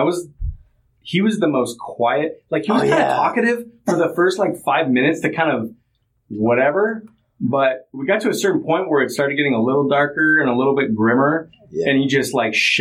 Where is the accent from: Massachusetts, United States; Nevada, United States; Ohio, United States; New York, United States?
Nevada, United States; Las Vegas; moved away; I grew up in Vegas for quite a few years